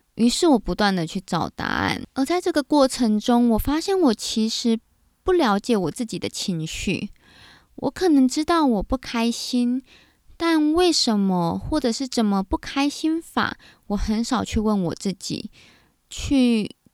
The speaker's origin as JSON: {"language": "Chinese", "country": "Taiwan", "tie": "born or raised there", "also_born_or_lived": "United Kingdom", "said": "在正规的台湾教育底下长大"}